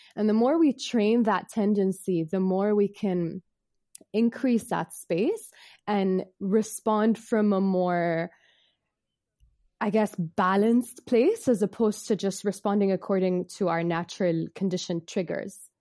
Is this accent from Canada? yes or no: no; Bahrain; I'm from Bahrain. I was born and raised here